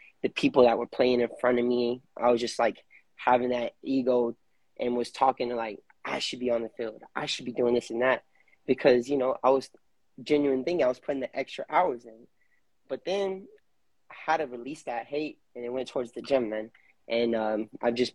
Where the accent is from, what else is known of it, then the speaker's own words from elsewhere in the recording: Lufkin, Texas, United States; moved away as an adult; now in San Antonio, United States; I was born in Lufkin, Texas. I recently just moved to San Antonio about a year and a half ago